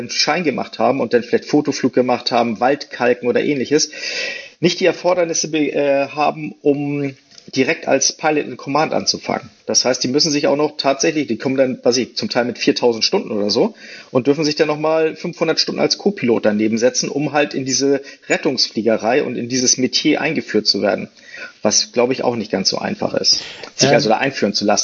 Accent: Hamburg, Germany; Ich komme original aus Hamburg, aber bevor ich dann hier wieder in Hamburg war, verging noch einige Zeit.

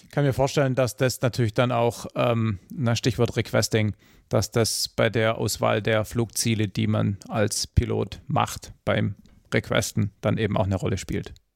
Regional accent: Swabia, Baden-Württemberg, Germany; ich als Schwabe

